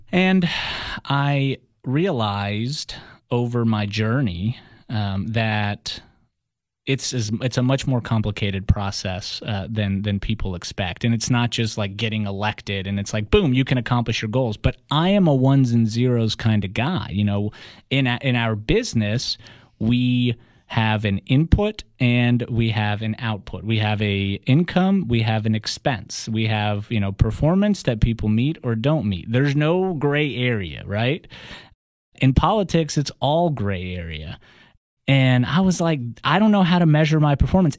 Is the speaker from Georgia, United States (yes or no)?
yes; Atlanta, Georgia, United States; first language Russian; English is a second language; also born or lived in Russia; we all moved to Atlanta. We grew up um, as immigrants. I learned English in six months